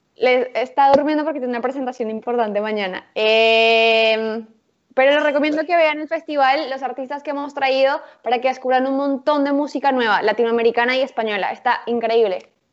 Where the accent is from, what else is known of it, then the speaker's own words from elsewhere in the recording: Bogotá, Colombia; moved away as an adult; also born or lived in Buenos Aires, Argentina; now in Mexico City, Mexico; Nací en Bogotá, eh, soy colombiana y los últimos nueve años estuve viviendo en Buenos Aires